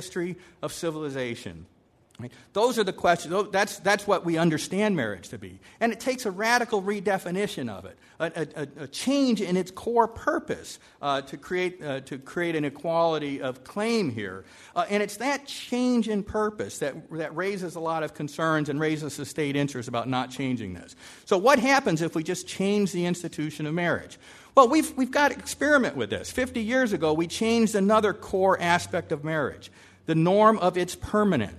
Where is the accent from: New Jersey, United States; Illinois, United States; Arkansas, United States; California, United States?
California, United States; I'm from California